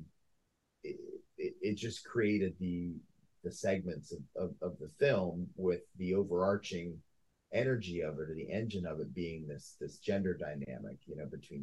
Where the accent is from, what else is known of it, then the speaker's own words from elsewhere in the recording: Potomac, Maryland, United States; there was a movie theater by my house where I grew up in Potomac, Maryland.